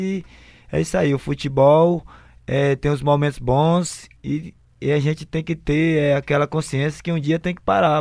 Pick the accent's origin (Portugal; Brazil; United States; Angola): Brazil; Fortaleza, Ceará; Sou de Fortaleza, natural da Lagoa Redonda